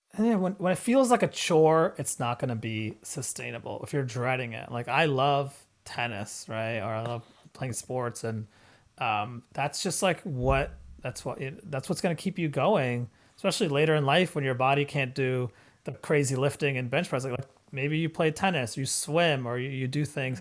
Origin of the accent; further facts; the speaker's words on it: India; we're Indian